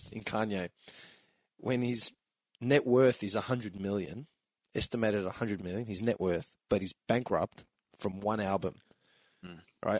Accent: Melbourne, Victoria, Australia; We are three fuckwits from Melbourne

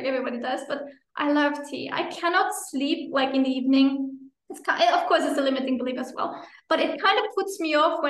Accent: Luxembourg; moved away as an adult; also born or lived in Finland / Brazil; I'm originally from Luxembourg. I'm again living in Luxembourg, but I also lived 8 years in Finland, and then for almost 5 years in Brazil

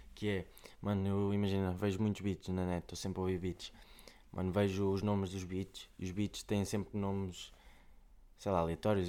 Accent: Coimbra, Centro, Portugal; eu sou de Vila Pouca do Campo, fica ali ao pé, de, entre Taveiro e Amial

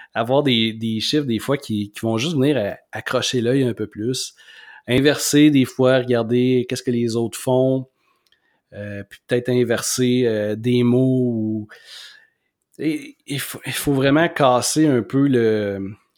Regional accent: Quebec City, Quebec, Canada; moi, je suis de Québec, mais j'habite à Saint-Émile

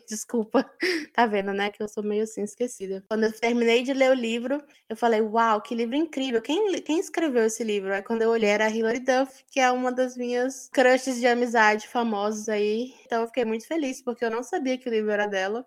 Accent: Pará, Brazil; also born or lived in Porto Alegre; now in São Paulo, Brazil; eu morei no Pará, nasci e cresci lá, depois em Porto Alegre e quando eu me mudei sozinha para São Paulo

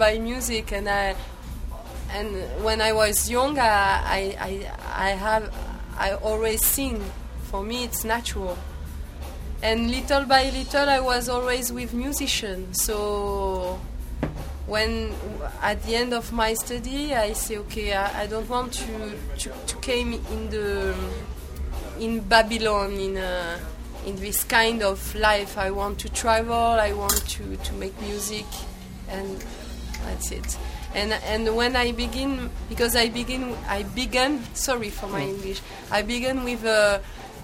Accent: Marseille, Provence-Alpes-Côte d'Azur, France; English is a second language; we come from Marseille, the south of France

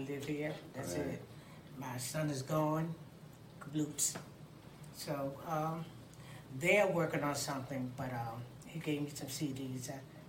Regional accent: New York City, New York, United States; moved away as an adult; born and raised in Brooklyn.

